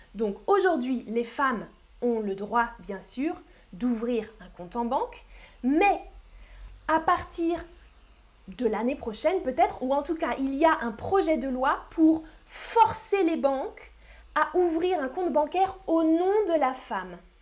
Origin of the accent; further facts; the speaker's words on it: France; Oui, je suis française, je suis française